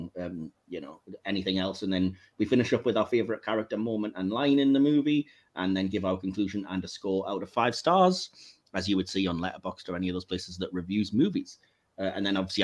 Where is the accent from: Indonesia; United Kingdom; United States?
United Kingdom; England; I am English